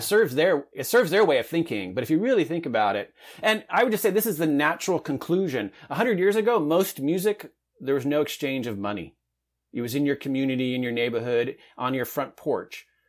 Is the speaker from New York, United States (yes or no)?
no; Southern California, United States; I grew up in Southern California in a medium-sized town.